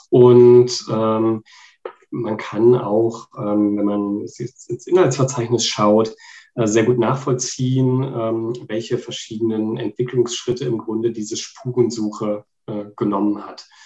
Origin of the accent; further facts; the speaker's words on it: Warburg, North Rhine-Westphalia, Germany; now in Berlin, Germany; wohne in Berlin und komme gebürtig aus Warburg. Und ähm, in meiner Heimatstadt äh, bin ich auch zur Schule gegangen